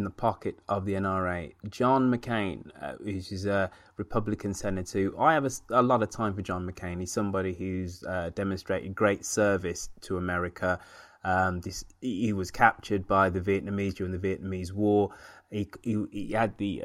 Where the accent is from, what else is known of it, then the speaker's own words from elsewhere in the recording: United Kingdom; now in San Francisco, United States; as a Brit, as a European, coming to this country